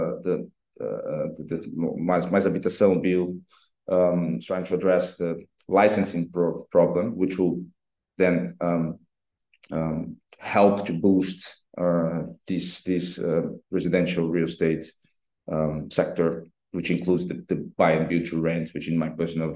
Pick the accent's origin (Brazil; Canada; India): Brazil; now in Portugal; I come from Brazil